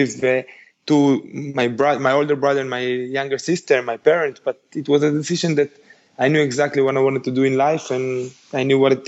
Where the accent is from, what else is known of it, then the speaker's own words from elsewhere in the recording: Israel; first language Spanish; English is a second language; also born or lived in Uruguay; I was born in Uruguay when I was 5. I moved to Israel with my parents